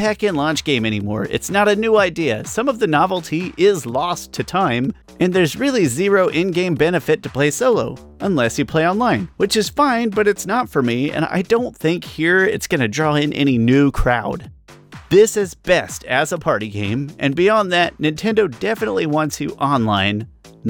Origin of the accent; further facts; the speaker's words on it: United States; I'm an American